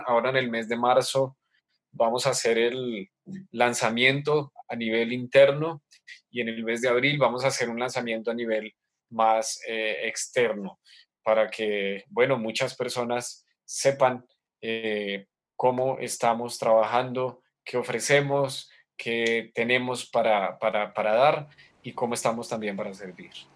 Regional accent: Colombia; soy colombiano

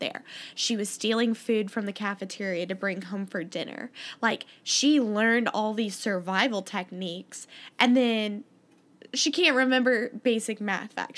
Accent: Columbia, Missouri, United States; I'm from Columbia, Missouri

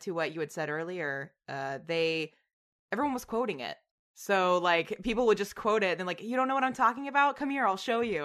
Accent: Tennessee, United States; now in New York, United States; I'm from Tennessee

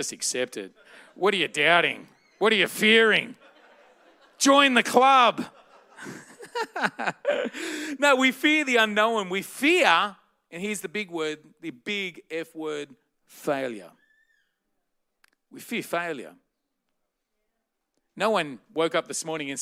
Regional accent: Blacktown, New South Wales, Australia; I grew up in the western suburbs of Sydney in a place called Blacktown

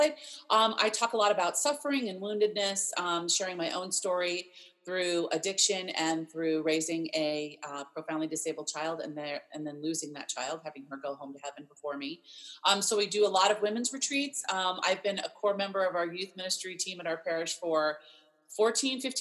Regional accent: Maryland, United States; now in Fairfax, Virginia, United States; I grew up in Maryland

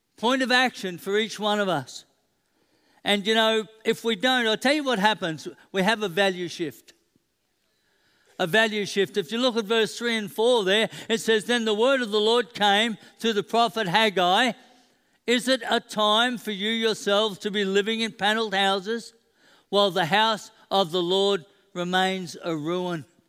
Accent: Queensland, Australia; I'm a Queenslander

